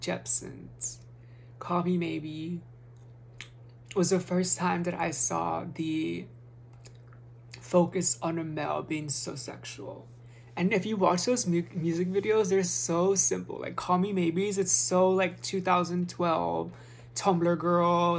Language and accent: English; United States; As an American